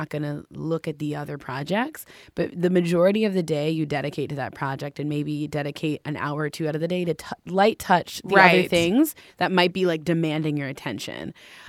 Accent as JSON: {"language": "English", "town": "Minneapolis", "region": "Minnesota", "country": "United States", "said": "And so I kind of spontaneously decided to go home. I'm from Minneapolis. And I decided to go home and just, like, unplug."}